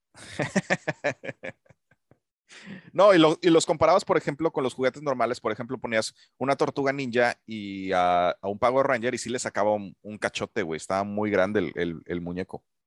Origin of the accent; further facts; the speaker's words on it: Mexico; also born or lived in Puerto Vallarta; para mí como, como mexicano